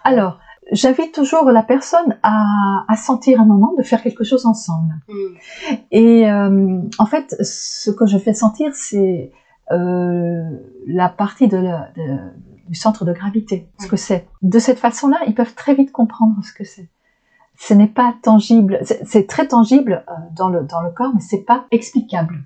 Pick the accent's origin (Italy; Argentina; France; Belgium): Belgium; Flanders; French is a second language; moved away as an adult; je suis belge donc vous avez déjà pu entendre parfois des drôles de de couacs parce que je, je suis du côté flamand donc, euh, je viens du côté flamand, du nord de la Belgique, et ça, ça parle flamand